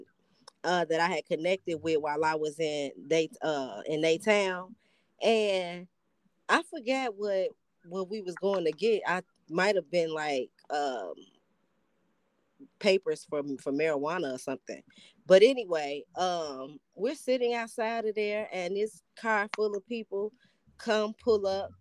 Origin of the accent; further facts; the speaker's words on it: Chicago, Illinois, United States; also born or lived in Atlanta; I'm from Chicago